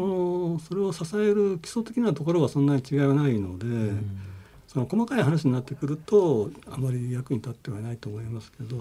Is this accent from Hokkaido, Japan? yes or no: no; Takasago, Hyogo, Japan; also born or lived in Chiba Prefecture; もともと兵庫県出身です